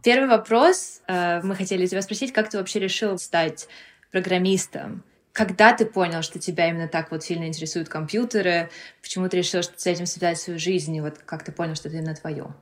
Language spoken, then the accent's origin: Russian; Moscow, Russia; moved away; мы также родились, выросли в Москве, а потом переехали.